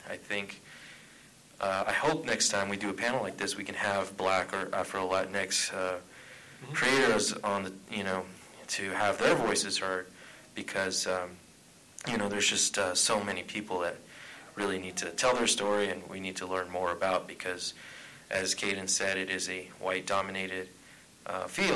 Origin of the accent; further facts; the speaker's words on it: Tucson, Arizona, United States; I'm from Tucson, Arizona